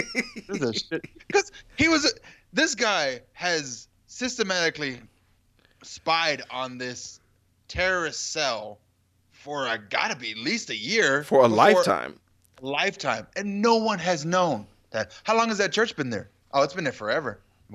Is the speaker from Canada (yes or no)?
yes; Canada; I'm from Canada.